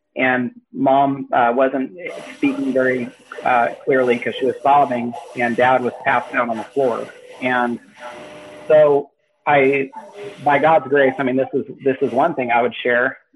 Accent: Northern California, United States; moved away as an adult; now in Washington, United States; I was raised in Northern California, and then I, I, I spent most of my life in California.

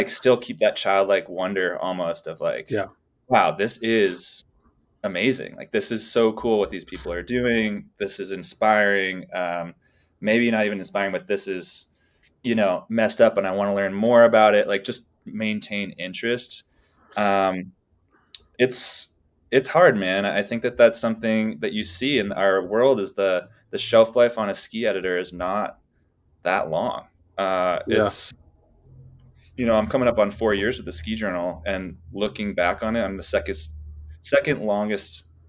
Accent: New England, United States; I grew up in New England, like idolizing all these skiers and all these people out in these exotic places doing amazing things.

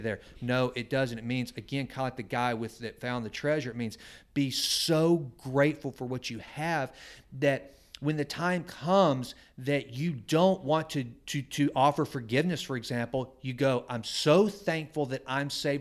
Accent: Sulphur Springs, Texas, United States; I grew up in First Baptist Church, Sulphur Springs, Texas

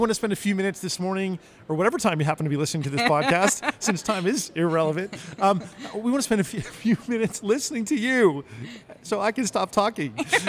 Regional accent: New Jersey, United States; moved away as an adult; now in California, United States; I grew up in New Jersey, mm-hmm. East Coast represent. Moved to California as soon as I was old enough.

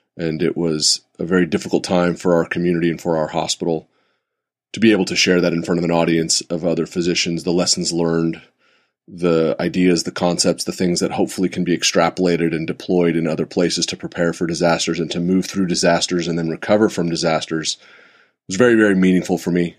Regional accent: Santa Rosa, California, United States; It's where I grew up.

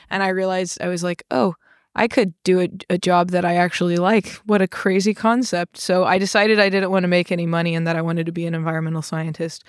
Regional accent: Arkansas, United States; moved away as an adult; also born or lived in Texas / North Carolina; I grew up in Arkansas

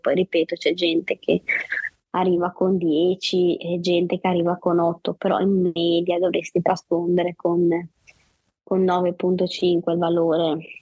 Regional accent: Savona, Liguria, Italy; vivo, e sono nata a Savona in Liguria

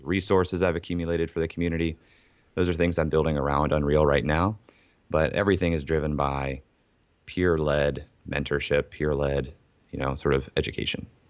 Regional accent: Ohio, United States; also born or lived in Columbus, Ohio; I was born and raised in Ohio

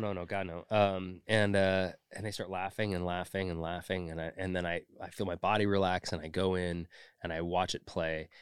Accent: Orinda, California, United States; moved away as an adult; also born or lived in San Francisco / Schenectady, New York / Los Angeles; I was born in San Francisco in the city proper and then raised in the East Bay in a little town called Orinda

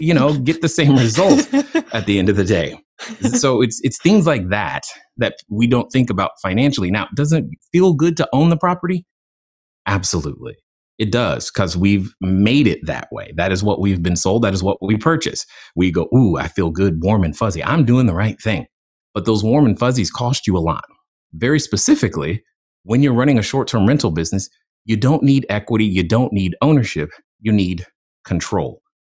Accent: Germany; moved away; growing up in Germany. I didn't really have exposure to the same comic books uh, that most uh, Americans did

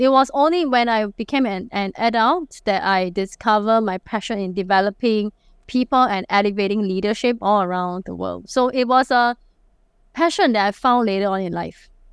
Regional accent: Singapore; accent: Singlish; I'm a true blue Singaporean

